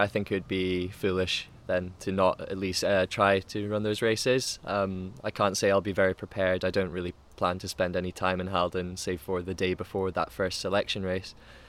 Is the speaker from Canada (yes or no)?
no; United Kingdom; Being British, British or interior stereotypically doesn't help that sometimes as well.